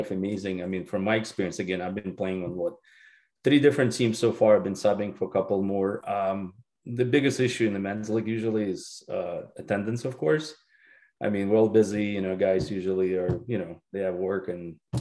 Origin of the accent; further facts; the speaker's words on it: Belarus; now in Doylestown, United States; Well, I'm Belarusian. I'm from the country called Belarus originally. I mean, live in Doylestown, PA